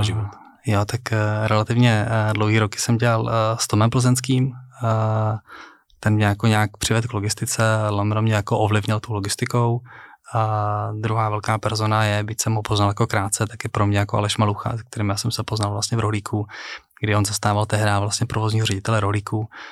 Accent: Prague, Czechia; já jsem z Prahy. Uh, žil jsem na Chodově, narodil jsem se jako v Krči

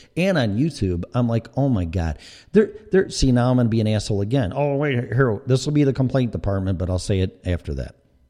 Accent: Chicago, Illinois, United States; accent: Chicago; I mean, I know I have my accents. I have my Chicago accent, maybe a little Colorado, and maybe a little Florida in there.

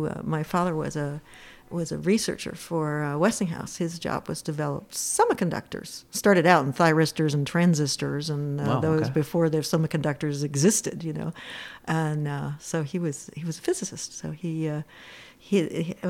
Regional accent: Pittsburgh, Pennsylvania, United States; now in Plattsburgh, United States; I was born in Pittsburgh. Pennsylvania

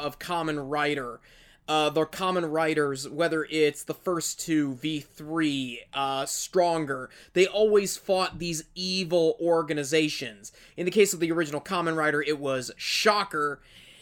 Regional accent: United States; as an American

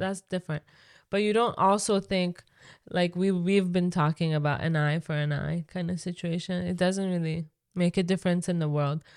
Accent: Iran; English is a second language; now in Canada; me growing up in Iran

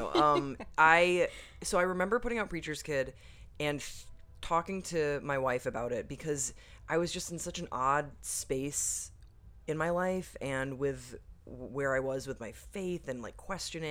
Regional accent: Waterloo, Wallonia, Belgium; But I grew up in Waterloo, Belgium. So it was just kind of an odd environment in general, because Belgium is a very this word is so corny, but secular country, you know.

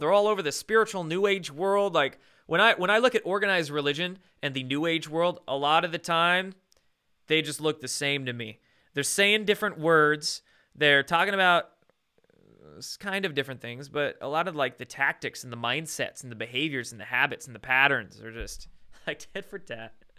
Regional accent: Bremerton, Washington, United States; I was born and raised in Bremerton.

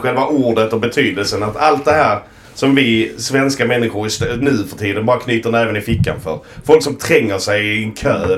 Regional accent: Sweden; vi svenskar

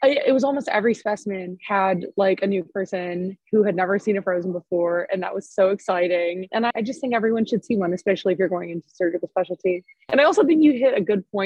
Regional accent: just outside of Chicago, Illinois, United States; I grew up just outside of Chicago.

